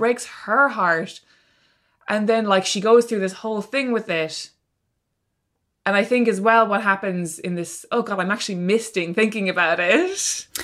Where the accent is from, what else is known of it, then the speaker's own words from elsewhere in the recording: Ireland; as a teenager who was growing up in Ireland